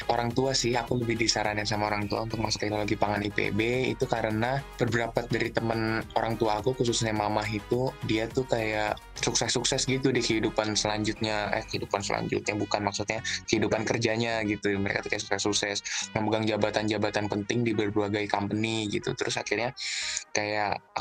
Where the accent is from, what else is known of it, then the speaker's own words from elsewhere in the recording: Bogor, West Java, Indonesia; Aku menjabat sebagai Ketua HMPPI Institut Pertanian Bogor saat ini, terus asal aku dari Bogor.